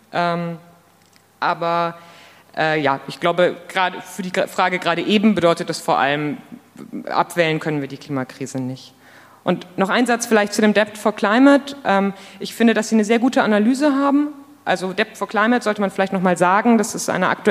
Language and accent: German; Munich, Bavaria, Germany; ich komme aus München